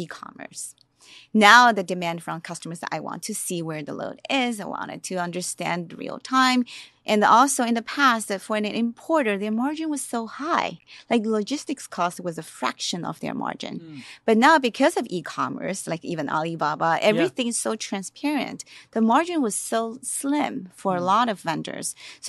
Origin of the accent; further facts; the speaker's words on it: Shanghai, China; born there; I was born in Shanghai.